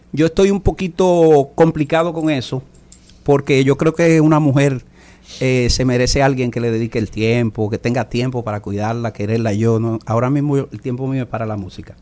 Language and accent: Spanish; Dominican Republic; como buen dominicano, siempre, o sea, empecé en el merengue